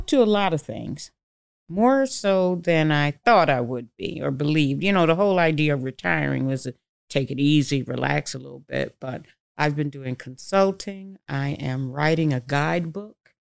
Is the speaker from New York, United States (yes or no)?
yes; Syracuse, New York, United States; Well, I grew up poor in Syracuse, New York.